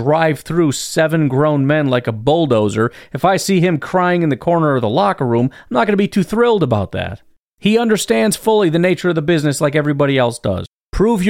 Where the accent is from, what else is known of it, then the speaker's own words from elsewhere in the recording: Wisconsin, United States; I'm from Wisconsin